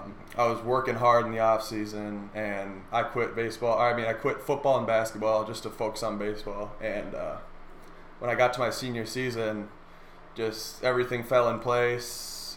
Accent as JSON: {"language": "English", "town": "Prior Lake", "region": "Minnesota", "country": "United States", "tie": "born or raised there", "said": "I grew up in Prior Lake, born and raised"}